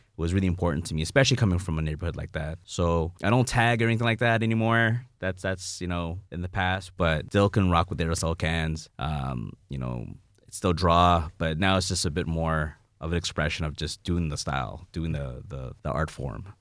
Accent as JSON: {"language": "English", "town": "Toronto", "region": "Ontario", "country": "Canada", "said": "I'm from Jane and Finch"}